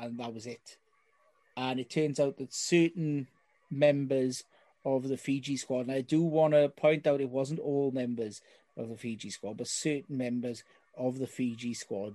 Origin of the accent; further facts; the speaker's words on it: the South Wales Valleys, United Kingdom; someone from the deeper depths of the valleys, in case you can't tell by my accent